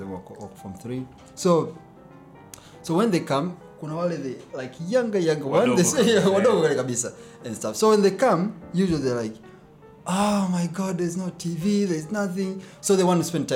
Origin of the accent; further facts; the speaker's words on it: Tanga, Tanga Region, Tanzania; moved away; also born or lived in Lushoto; most of our life we spent in Tanga, then we moved here